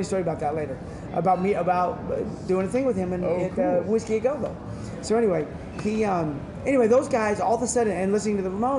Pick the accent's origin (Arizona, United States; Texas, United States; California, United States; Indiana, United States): California, United States; Fresno; now in San Francisco Bay Area, United States; I grew up in Fresno in the Central Valley.